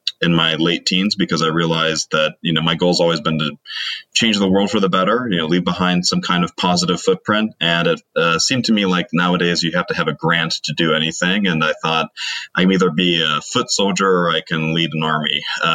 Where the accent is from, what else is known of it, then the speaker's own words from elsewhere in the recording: Cincinnati, Ohio, United States; moved away as an adult; also born or lived in Heidelberg, Germany; I grew up on the western side of Cincinnati